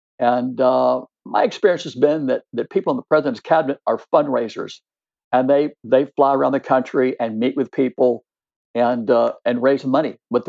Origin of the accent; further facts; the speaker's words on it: Texas, United States; I said, I'm from Texas. I've got a big six-shooter.